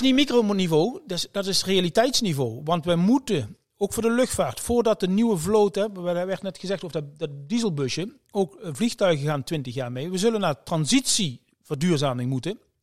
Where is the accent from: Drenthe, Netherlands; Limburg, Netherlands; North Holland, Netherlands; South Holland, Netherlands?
Limburg, Netherlands; ik kom uit Limburg, uit de, uit de regio